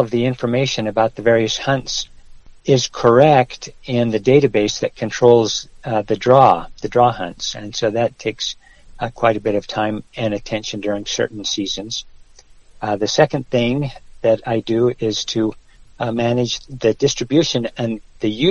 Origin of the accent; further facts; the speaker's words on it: Wyoming, United States; moved away as an adult; also born or lived in Utah; now in New Mexico, United States; My high school days were in Wyoming. So it was Wyoming when I was a youngster that I learned to love hunting and fishing